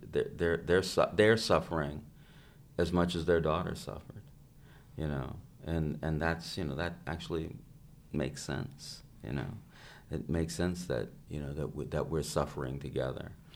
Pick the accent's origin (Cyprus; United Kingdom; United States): United States; I'm an American